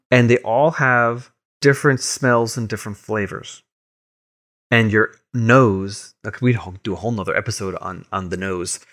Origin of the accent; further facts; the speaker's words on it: Long Island, New York, United States; growing up on Long Island in, in Boy Scouts